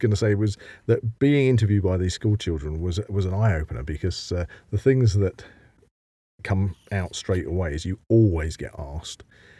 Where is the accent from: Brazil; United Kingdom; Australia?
United Kingdom; England; because I was from England